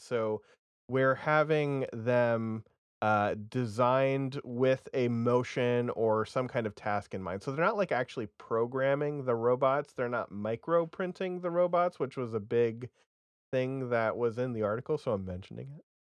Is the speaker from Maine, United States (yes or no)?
no; Vermont, United States; I'm from Vermont.